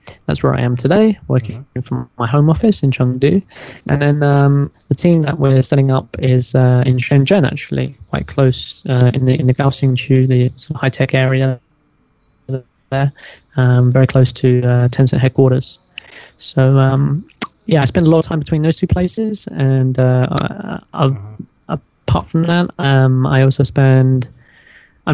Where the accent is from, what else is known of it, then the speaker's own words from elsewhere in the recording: London, United Kingdom; moved away as an adult; also born or lived in Mongolia; now in China; I came here 13 years ago, and that was straight out of university, just to come for a year and teach English and go back to the city, because I'm from London.